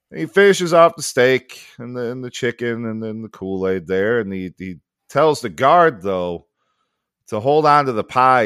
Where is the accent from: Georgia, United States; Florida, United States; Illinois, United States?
Illinois, United States; Sycamore; moved away; my hometown, to the uh, PJ's Courthouse Tavern in, uh, in Sycamore, Illinois